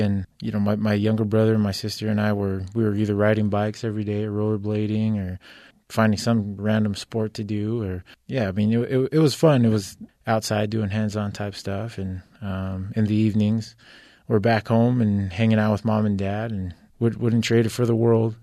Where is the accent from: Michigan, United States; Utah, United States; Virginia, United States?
Utah, United States; Orem; also born or lived in Kahuku, Hawaii / San Bernardino County, California / Provo, Utah; we grew up in Orem, um, pretty much uh, just in a, a, small duplex out there. Went to Sharon Elementary